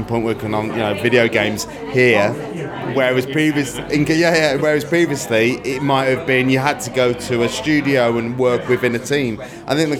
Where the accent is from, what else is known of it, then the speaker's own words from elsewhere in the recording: Wolverhampton, West Midlands, United Kingdom; also born or lived in London; now in Shrewsbury, United Kingdom; when I was younger in a lad in Wolverhampton